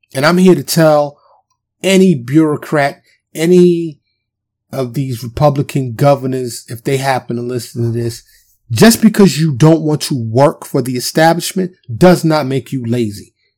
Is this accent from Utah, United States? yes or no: no; New York, United States; I'm from New York